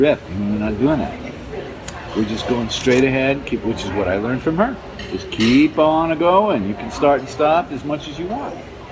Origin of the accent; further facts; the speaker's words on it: Detroit, Michigan, United States; I'm from Detroit